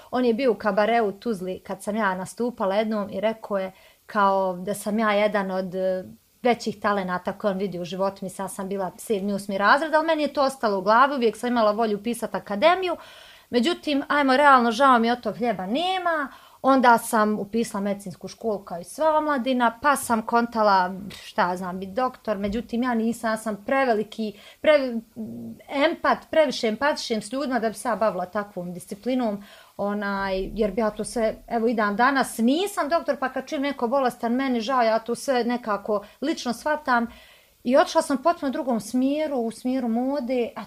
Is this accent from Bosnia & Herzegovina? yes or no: yes; Bosnia & Herzegovina; evo prva ja koja sam iz malog mjesta za Kalesu